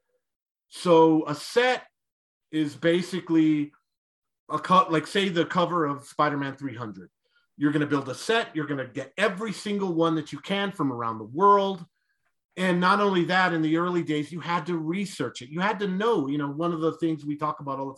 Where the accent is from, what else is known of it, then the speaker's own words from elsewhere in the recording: Roswell, New Mexico, United States; moved away; so I grew up in Roswell